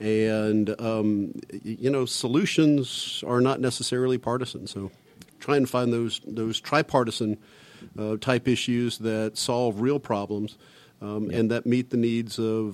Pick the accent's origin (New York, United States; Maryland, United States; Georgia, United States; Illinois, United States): Georgia, United States; Albany; also born or lived in Macon, Georgia; I grew up in Albany, down in Southwest Georgia.